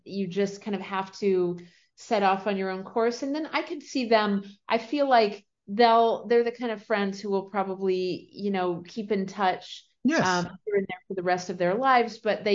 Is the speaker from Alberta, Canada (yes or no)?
no; Prince Edward Island, Canada; moved away; also born or lived in Sarasota, Florida, United States; I was born in Sarasota, raised around there for a few years. And then my family, my parents kind of on a whim moved to Prince Edward Island in Canada, which is right above Maine.